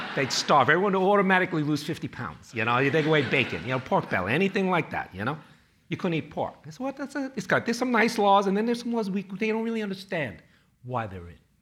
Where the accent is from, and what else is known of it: New York City, New York, United States; born or raised there; also born or lived in Chinatown, Manhattan